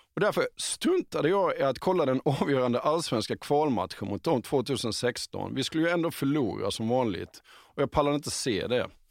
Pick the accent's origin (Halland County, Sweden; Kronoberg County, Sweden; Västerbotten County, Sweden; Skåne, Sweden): Halland County, Sweden; Halmstad; jag växte upp i Halmstad som bara ligger åtta mil norr om Helsingborg